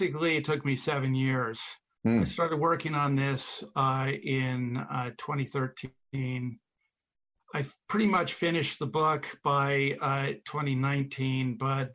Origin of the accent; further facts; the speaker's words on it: Philadelphia, Pennsylvania, United States; I grew up in Philadelphia